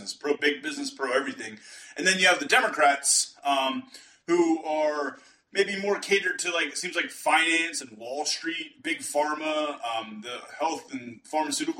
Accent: Pennsylvania, United States; now in South Texas, United States; I'm from Pennsylvania originally

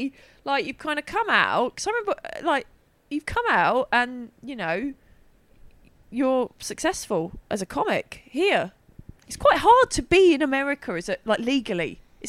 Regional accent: Milton Keynes, South East England, United Kingdom; now in London, United Kingdom; I'm originally from Milton Keynes, but like I've lived in London long now.

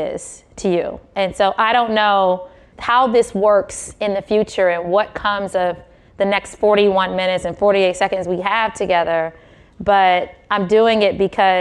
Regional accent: Detroit, Michigan, United States; moved away as an adult; also born or lived in Philadelphia / Bay Area; I grew up in Detroit

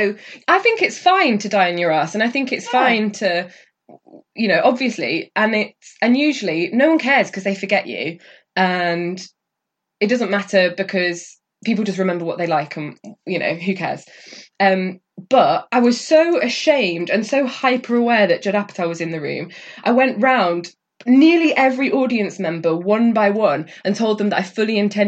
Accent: North Cumbria, North West England, United Kingdom; I'm from North Cumbria

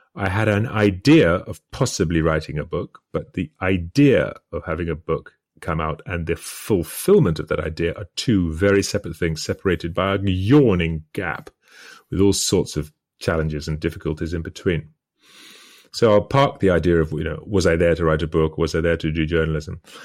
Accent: United Kingdom; speaking as a British person

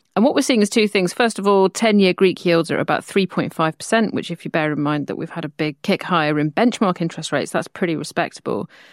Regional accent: United Kingdom; I'm a Brit

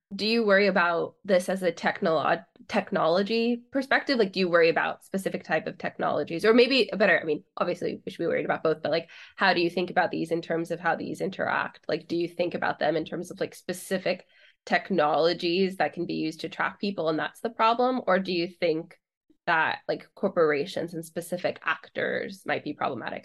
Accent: California, United States; I'm from California

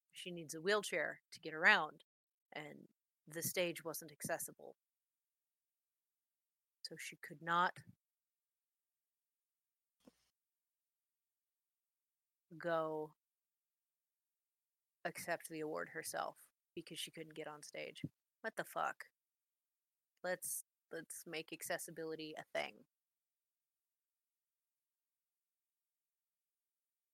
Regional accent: Ohio, United States; I'm from Ohio, not Portland

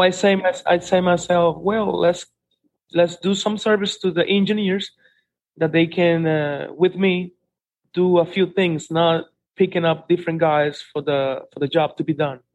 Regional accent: Santiago de los Caballeros, Santiago, Dominican Republic; I'm born here in Santiago for since 1981, and this is my main place

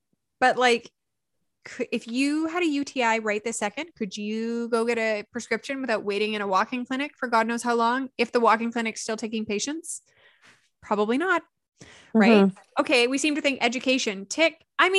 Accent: Canada; we're Canadian

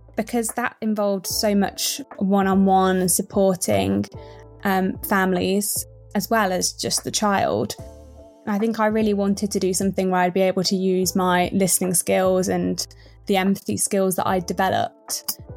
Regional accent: Midlands, United Kingdom; I grew up in the Midlands

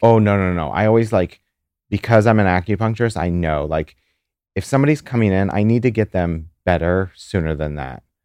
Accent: St. Louis, Missouri, United States; now in New York, United States; I'm from Saint Louis

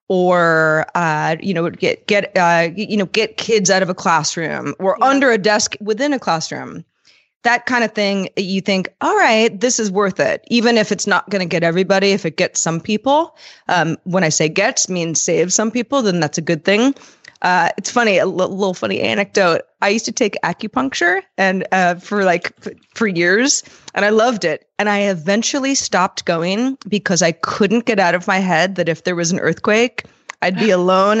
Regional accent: California, United States; growing up in California, I have been through lots of earthquakes

